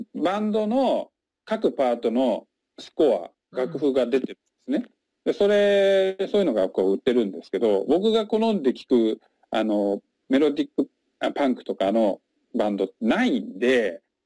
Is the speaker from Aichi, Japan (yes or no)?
no; Chiba, Japan; moved away as an adult; also born or lived in Kyushu / Tokyo / Nara; now in Kusatsu, Japan; 出身は千葉県でして